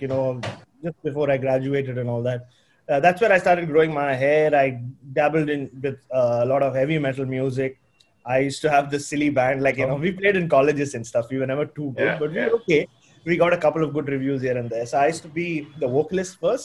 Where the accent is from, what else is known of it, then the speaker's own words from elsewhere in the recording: Mumbai, Maharashtra, India; first language Tamil; English is a second language; moved away as an adult; now in Australia; I grew up in Bombay. I was born in Ghatkopar.